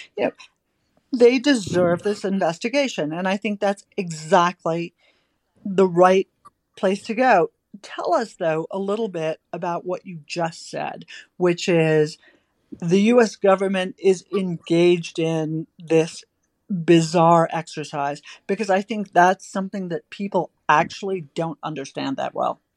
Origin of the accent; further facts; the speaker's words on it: Victoria, Australia; my home state that I've talked about repeatedly in Australia, Victoria